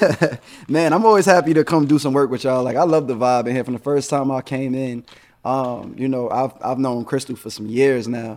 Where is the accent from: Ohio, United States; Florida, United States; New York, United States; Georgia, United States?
New York, United States; moved away; New York, of course, that's my hometown